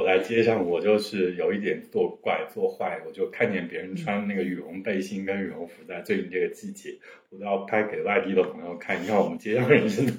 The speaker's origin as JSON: {"language": "Chinese", "town": "Hanzhong", "region": "Shaanxi", "country": "China", "tie": "born or raised there", "also_born_or_lived": "Xi'an", "moved": "yes", "lives_now": "Kunming, China", "said": "包括我老家汉中那里啊"}